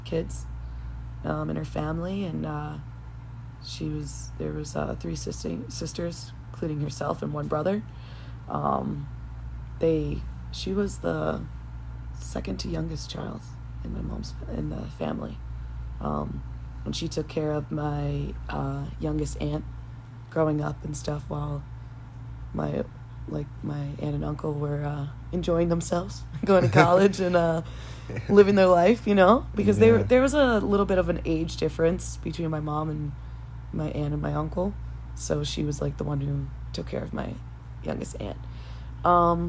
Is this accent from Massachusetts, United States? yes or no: no; Long Island, New York, United States; moved away as an adult; also born or lived in Wantagh, New York; now in Costa Rica; I am from Long Island, New York. Same high school, same town that we both grew up